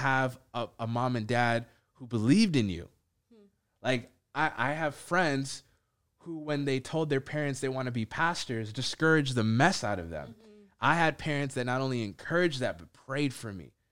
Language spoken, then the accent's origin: English; Minneapolis, Minnesota, United States; I live in Minneapolis, that I grew up in Minneapolis. It's a grace that I'm Ethiopian